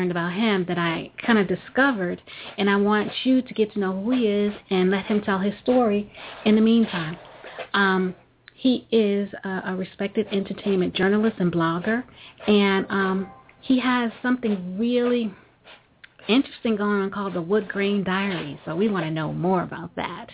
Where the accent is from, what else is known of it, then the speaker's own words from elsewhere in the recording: New York, United States; I'm a New Yorker